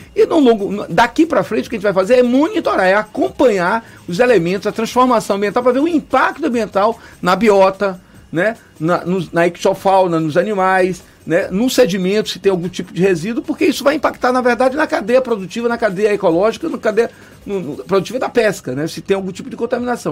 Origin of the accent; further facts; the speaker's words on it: Baía de Todos os Santos, Bahia, Brazil; na minha infância, que tomava banho na Baía de Todos Santos, Bom Jesus dos Próprios